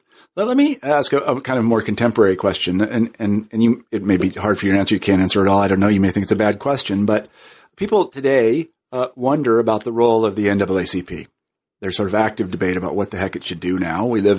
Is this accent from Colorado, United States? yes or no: no; Kansas, United States; which I'm happy to say as a Kansan, Speaker, I'm from Kansas, so that's good for Kansas.